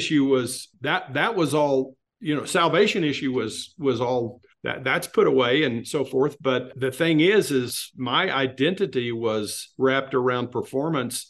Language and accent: English; West Texas, United States; moved away as an adult; also born or lived in Southern California; I grew up in West Texas in a very fundamental church